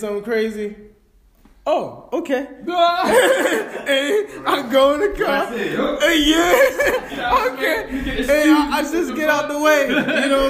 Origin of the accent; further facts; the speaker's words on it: New York, United States; I'm a New Yorker